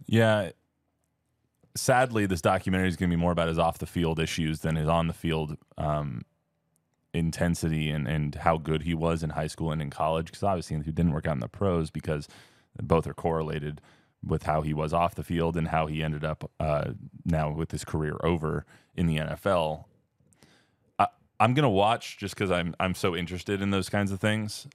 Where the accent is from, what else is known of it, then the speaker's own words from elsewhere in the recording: Palm Desert, California, United States; I'm from Palm Desert, California